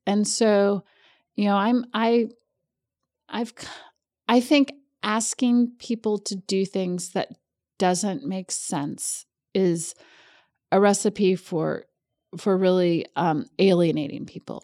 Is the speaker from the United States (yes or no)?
yes; Kentucky, United States; also born or lived in New Hampshire; I'm actually from Kentucky.